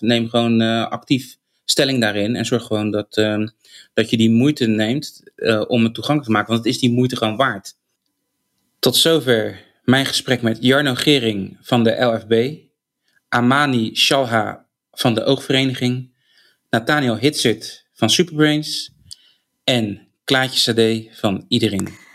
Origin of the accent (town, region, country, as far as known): Rotterdam, South Holland, Netherlands